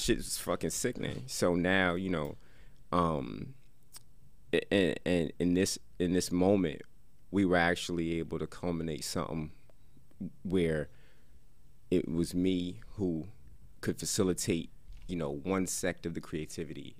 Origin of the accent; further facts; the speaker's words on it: Paterson, New Jersey, United States; I'm from Silk City. That's Patterson